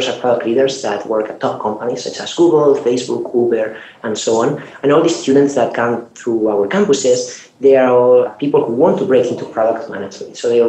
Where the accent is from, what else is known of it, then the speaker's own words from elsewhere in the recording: Spain; moved away as an adult; now in Silicon Valley, United States; I'm from Spain, I moved from Europe to Silicon Valley